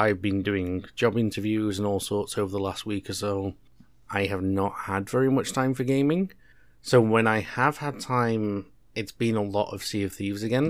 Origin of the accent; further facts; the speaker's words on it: United Kingdom; two British guys